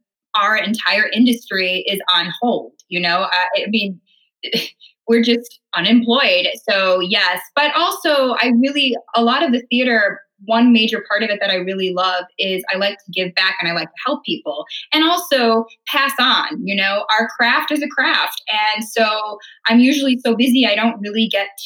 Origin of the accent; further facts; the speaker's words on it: Chicago, Illinois, United States; moved away as an adult; also born or lived in Charlotte, North Carolina; now in New York, United States; I grew up in Chicago, but they moved to Charlotte